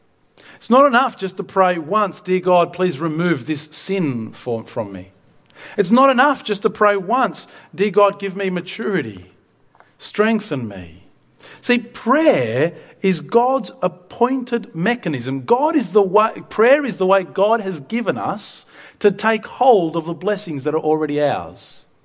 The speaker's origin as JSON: {"language": "English", "country": "Argentina", "tie": "born or raised there", "said": "Myself as a missionary kid, I grew up in Argentina."}